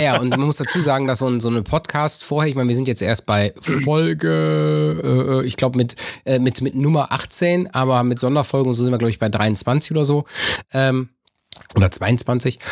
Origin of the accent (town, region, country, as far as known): North Rhine-Westphalia, Germany